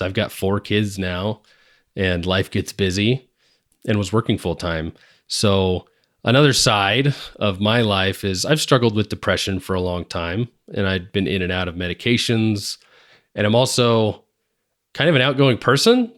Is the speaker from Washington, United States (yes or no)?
yes; Seattle, Washington, United States; moved away; back in Washington, where I grew up in the Seattle area